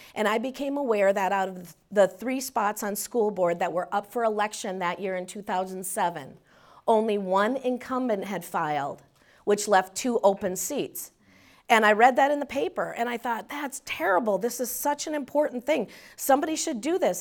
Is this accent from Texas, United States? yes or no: no; Minnesota, United States; also born or lived in Paynesville, Minnesota; We'd lived there till I was, um, seven, and then we moved to the metro